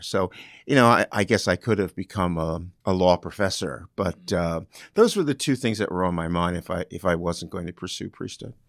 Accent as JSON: {"language": "English", "region": "New Jersey", "country": "United States", "tie": "born or raised there", "moved": "yes", "lives_now": "Ohio, United States", "said": "I grew up in New Jersey"}